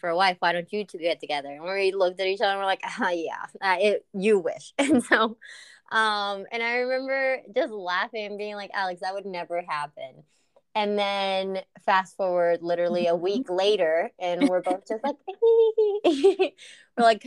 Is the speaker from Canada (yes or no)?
no; Argentina; also born or lived in England; now in United States; I come from Argentina, from a very Latino family